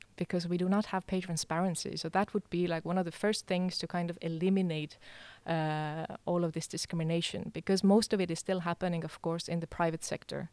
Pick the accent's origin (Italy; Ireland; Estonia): Estonia; moved away as an adult; also born or lived in Denmark; now in Aarhus, Denmark; I come from Estonia, uh, but I have, uh, lived here in Denmark